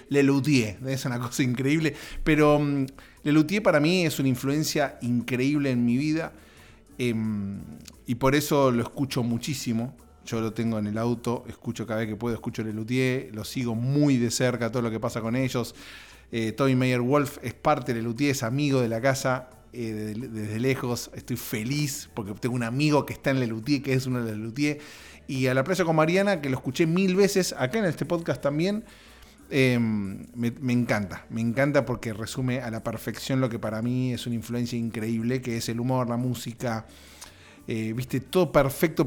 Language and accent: Spanish; Argentina; moved away; en Argentina, mi país de origen